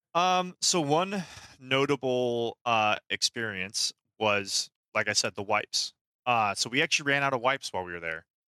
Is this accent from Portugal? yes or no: no; Austria; now in Florida, United States; I am originally from Austria